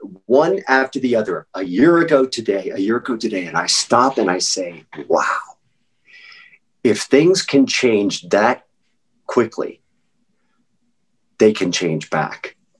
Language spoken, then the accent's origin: English; Norfolk, Virginia, United States; born there; also born or lived in Louisville / Wake Forest; Louisville, Kentucky, I graduated from high school. I was born in Norfolk, Virginia. My dad went to Richmond. We lived in Wake Forest.